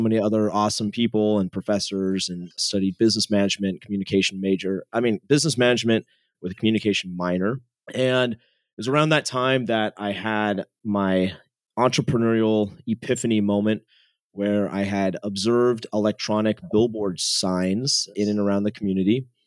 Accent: San Jose, California, United States; Born and raised in San Jose, California. So, Silicon Valley kid.

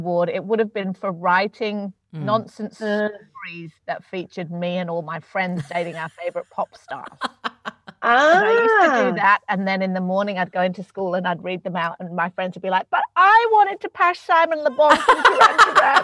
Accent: Manchester, North West England, United Kingdom; moved away as an adult; now in Melbourne, Australia; I'm from Manchester in England

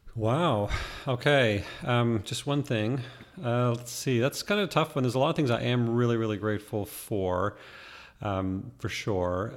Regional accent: Canada; now in Arizona, United States; growing up in Canada

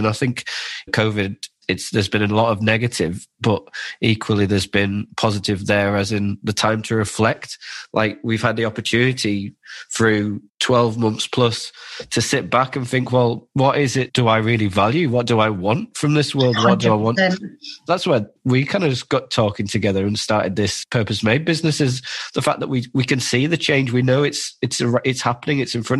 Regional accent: Cumbria, North West England, United Kingdom; moved away; also born or lived in London; We came up from London, but we're from Cumbria initially. But we came up from London back in 2017.

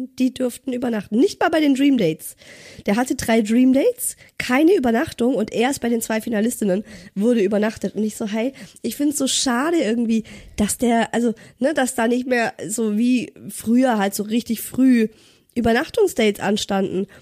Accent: Ulm, Baden-Württemberg, Germany; moved away; ich komme ja ursprünglich aus Ulm

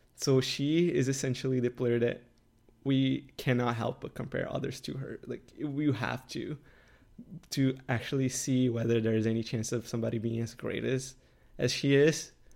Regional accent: Canada; I'm in Canada and I'm Canadian

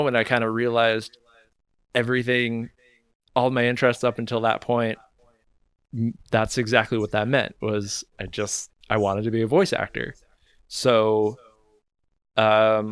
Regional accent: Oregon, United States; moved away as an adult; now in San Francisco, United States; I moved to San Francisco here from Oregon, where basically my hometown. I grew up all my life.

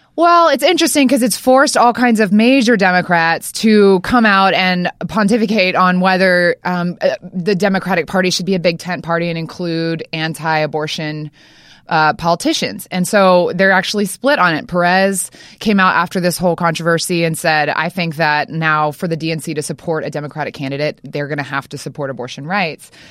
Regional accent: Louisiana, United States; I'm from Louisiana

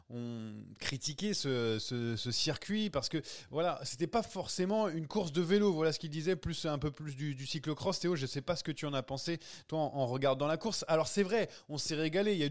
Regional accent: Belgium; James, même si on est belge, est-ce qu'on peut se dire quand même qu'on est, que Van Der Poel était, le plus fort

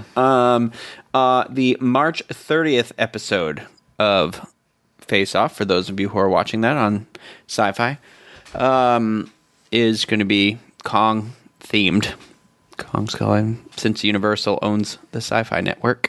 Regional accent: Massachusetts, United States; moved away; I'm from Massachusetts too

